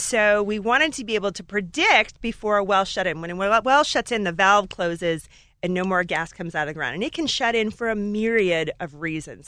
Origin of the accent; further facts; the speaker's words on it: Alaska, United States; moved away as an adult; I grew up in Alaska in a gold mine